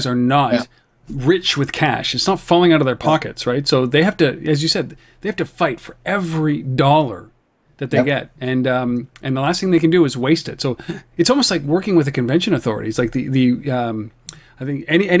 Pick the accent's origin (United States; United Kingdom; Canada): Canada; I'm Canadian